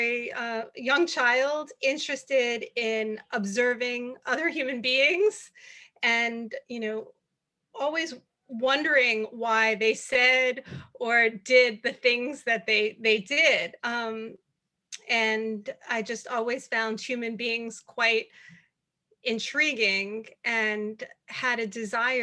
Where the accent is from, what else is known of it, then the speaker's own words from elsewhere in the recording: New York City, New York, United States; moved away; also born or lived in Atlanta, Georgia; I am from New York City